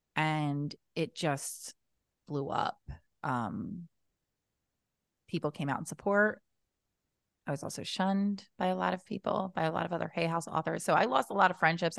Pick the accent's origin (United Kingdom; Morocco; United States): United States; New Jersey; I'm from New Jersey